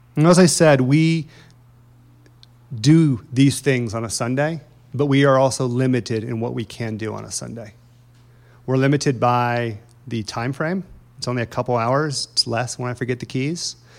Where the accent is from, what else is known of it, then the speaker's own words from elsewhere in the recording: Indiana, United States; moved away; I'm from Indiana